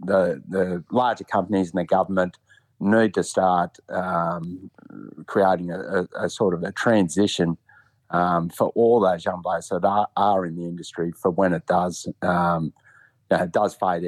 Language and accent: English; Newcastle, New South Wales, Australia; also born or lived in Marks Point; A little over a month, turn 50, but yeah, still in Newcastle, mate. I live out at Mark's Point. I grew up in the Belmont area